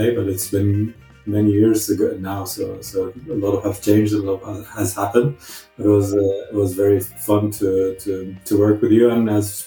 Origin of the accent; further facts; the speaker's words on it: Cairo, Cairo Governorate, Egypt; moved away as an adult; also born or lived in Zambia; now in Norway; I grew up in Cairo